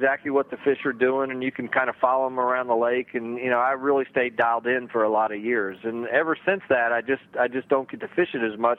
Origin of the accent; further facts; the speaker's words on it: Houston, Texas, United States; moved away; I grew up in Houston, Texas